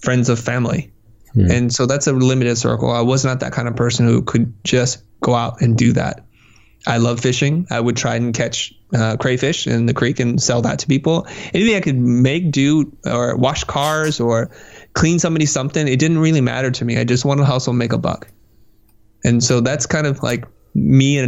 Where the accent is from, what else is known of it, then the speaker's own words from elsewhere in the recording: San Jose, California, United States; also born or lived in Vietnam / Kansas City, Missouri; I grew up in the Valley, Silicon Valley